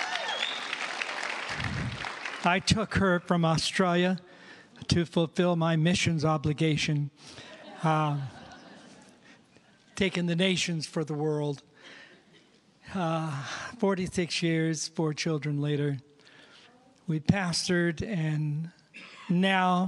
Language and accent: English; Fallbrook, California, United States; moved away as an adult; also born or lived in Riverside, California; now in Oregon, United States; I'm actually born and raised in California, down in Fallbrook, California, and then Riverside